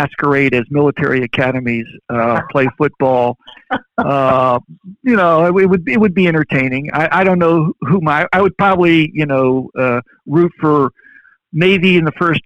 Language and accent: English; Verona, Veneto, Italy; moved away; I grew up in Verona, Italy.